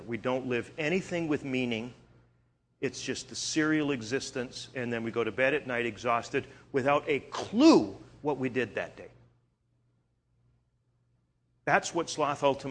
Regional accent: Canada; moved away; I'm originally from Canada

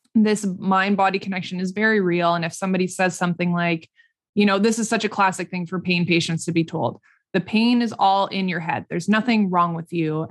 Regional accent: Saskatchewan, Canada; also born or lived in Regina / Toronto / Vancouver; we're all from Saskatchewan here, Saskatchewan-based

